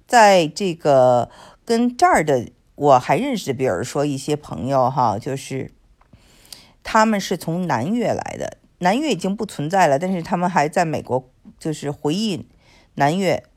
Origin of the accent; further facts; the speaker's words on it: China; now in United States; 我们作为中国人肯定不会这样说的